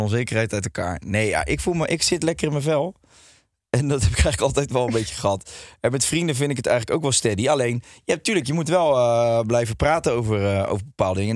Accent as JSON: {"language": "Dutch", "town": "Rotterdam", "region": "South Holland", "country": "Netherlands", "moved": "as an adult", "lives_now": "Ibiza, Spain", "said": "Ik kom uit Rotterdam. Ik vind het een hele leuke stad. En ik woon nu op Ibiza."}